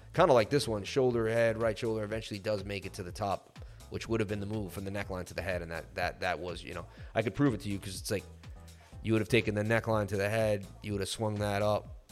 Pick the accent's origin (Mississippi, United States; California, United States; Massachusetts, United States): Massachusetts, United States; Martha's Vineyard; I grew up in Martha's Vineyard.